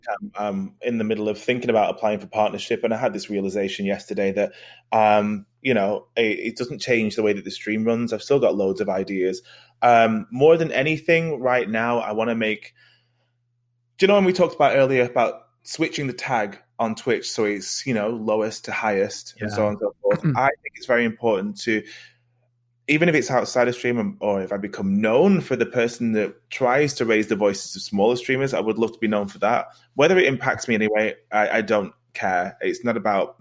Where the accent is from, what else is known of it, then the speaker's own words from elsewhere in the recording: northern England, United Kingdom; Bloody northern we are